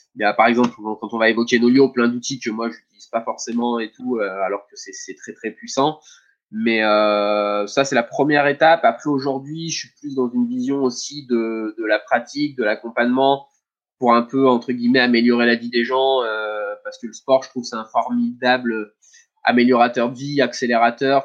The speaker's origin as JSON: {"language": "French", "town": "Saint-Martin-d'Hères", "region": "Auvergne-Rhône-Alpes", "country": "France", "tie": "born or raised there", "also_born_or_lived": "Savoie", "said": "je suis né à à Saint-Martin-d'Air euh, euh, et, j'ai presque tout le temps vécu euh, dans, ce département-là"}